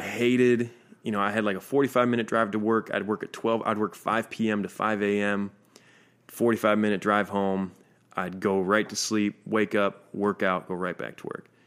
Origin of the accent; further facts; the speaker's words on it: Minnesota, United States; I'm from Minnesota.